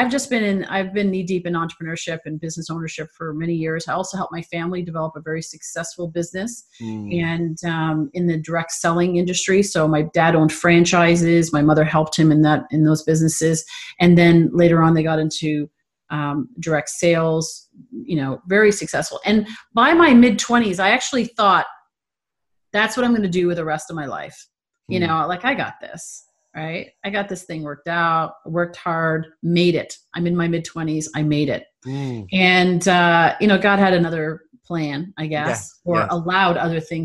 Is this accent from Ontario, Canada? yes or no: yes; Toronto, Ontario, Canada; also born or lived in California; now in San Diego, United States; I'm from Toronto. And I live in San Diego now.